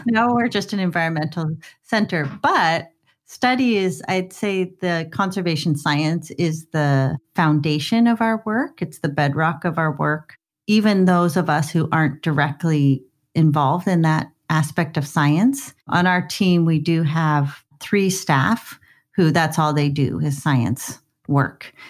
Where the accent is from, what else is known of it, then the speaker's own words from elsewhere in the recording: Scottsdale, Arizona, United States; now in Vancouver, Canada; I grew up in Scottsdale, Arizona, in the suburbs